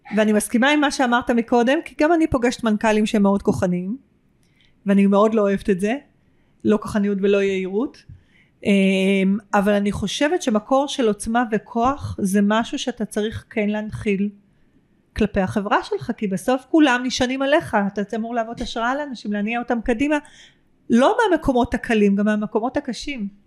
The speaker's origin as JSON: {"language": "Hebrew", "country": "Israel"}